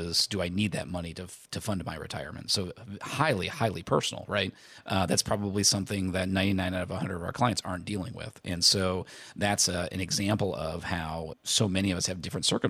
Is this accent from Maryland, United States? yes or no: no; Indiana, United States; I grew up in Indiana